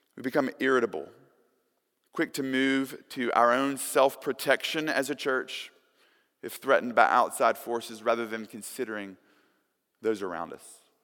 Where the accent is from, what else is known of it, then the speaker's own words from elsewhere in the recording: Tuscumbia, Alabama, United States; when I was a kid growing up in Tuscumbia, Alabama